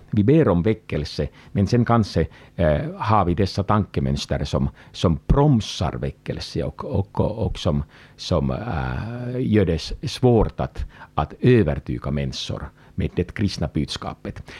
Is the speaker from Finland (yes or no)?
yes; Finland; jag kommer från Finland